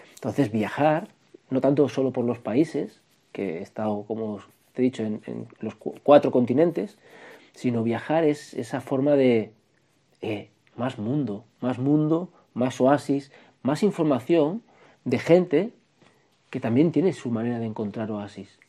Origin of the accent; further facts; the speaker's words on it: Barcelona, Catalonia, Spain; also born or lived in Extremadura; yo vivía en Cataluña